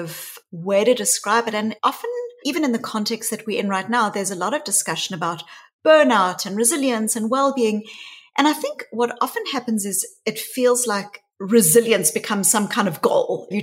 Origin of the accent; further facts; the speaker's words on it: South Africa; my story really starts growing up in South Africa. And I was a white child growing up in the white suburbs of apartheid South Africa